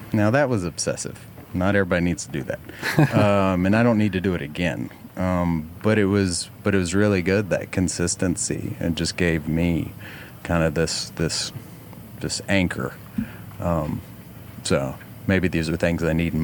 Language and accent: English; West Virginia, United States; now in Knoxville, United States; I grew up in West Virginia, so I love anything West Virginia